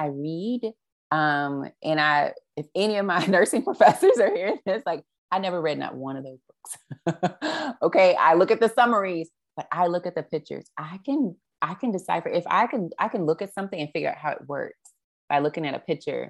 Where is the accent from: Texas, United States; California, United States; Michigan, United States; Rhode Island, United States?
Texas, United States; Dallas; moved away; also born or lived in New Orleans / Houston; Dallas, which is my hometown